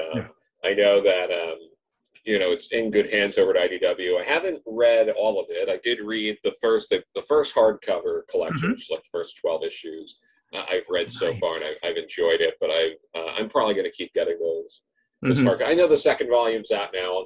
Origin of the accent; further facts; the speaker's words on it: Long Island, New York, United States; I grew up on Long Island.